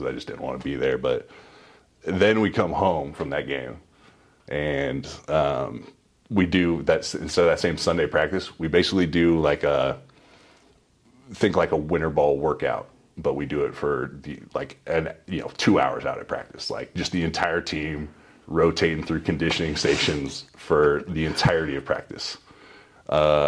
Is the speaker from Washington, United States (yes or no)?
yes; Spokane, Washington, United States; I'm from Spokane.